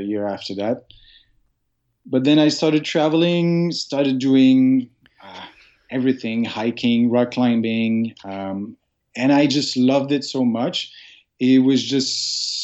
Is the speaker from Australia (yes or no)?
no; Sherbrooke, Quebec, Canada; English is a second language; moved away as an adult; now in Montreal, Canada; I grew up in Sherbrooke, which is just about an hour and a half from here